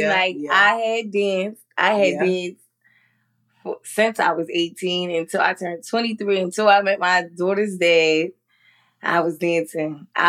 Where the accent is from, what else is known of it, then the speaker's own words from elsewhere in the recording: Pleasantville, New Jersey, United States; moved away as an adult; now in North Carolina, United States; I'm from New Jersey.